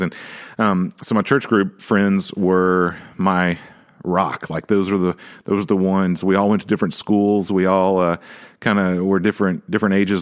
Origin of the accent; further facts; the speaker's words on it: Nashville, Tennessee, United States; growing up in Nashville